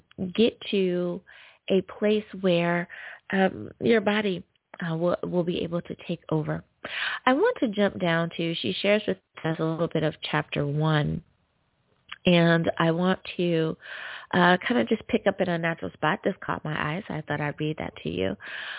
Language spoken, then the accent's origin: English; United States; Coming in the number one spot is my home country. Woohoo! Good old US of A.